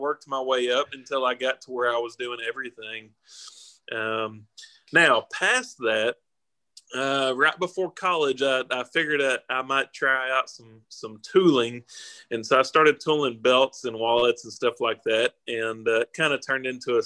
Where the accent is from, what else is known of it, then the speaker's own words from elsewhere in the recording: Texas, United States; also born or lived in Bakersfield, California; I was born in California, born in Bakersfield, California, of all places, which, you know, is a pretty country area. But I moved here when I was a kid. I was probably 4 or 5 years old when I moved to Texas